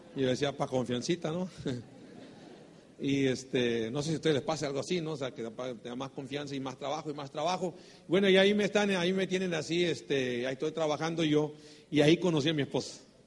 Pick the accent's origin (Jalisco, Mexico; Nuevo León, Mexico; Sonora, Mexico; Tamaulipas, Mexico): Sonora, Mexico; somos mexicanos, sonorense, vengo del norte del país